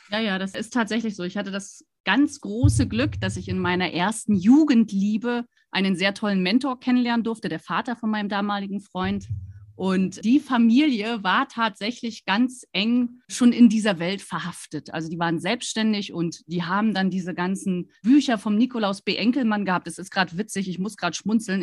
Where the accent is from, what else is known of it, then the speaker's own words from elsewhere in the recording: Rostock, Mecklenburg-Vorpommern, Germany; moved away as an adult; also born or lived in Stuttgart; ich bin an der Ostseeküste groß geworden in Rostock